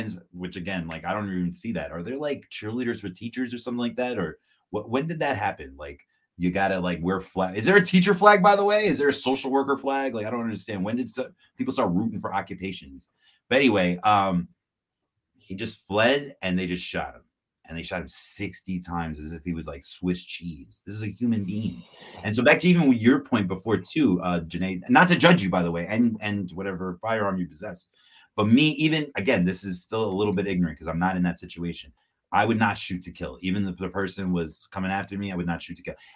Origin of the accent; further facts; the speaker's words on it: New York City, New York, United States; I'm from Southside Jamaica, Queens.